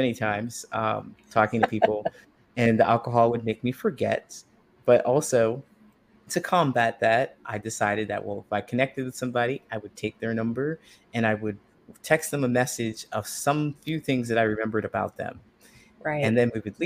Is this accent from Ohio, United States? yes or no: yes; Ohio, United States; moved away as an adult; also born or lived in California; I grew up in a small town in Ohio